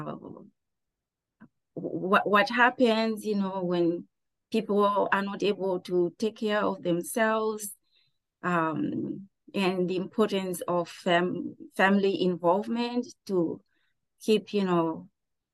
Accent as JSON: {"language": "English", "country": "Zimbabwe", "tie": "born or raised there", "moved": "yes", "lives_now": "Pittsburgh, United States", "said": "I grew up in Zimbabwe"}